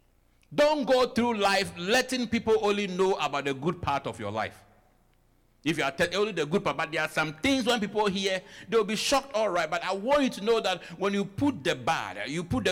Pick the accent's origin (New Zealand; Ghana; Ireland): Ghana; moved away as an adult; now in United States; I am fully African, I'm fully Ghanaian, I only came here.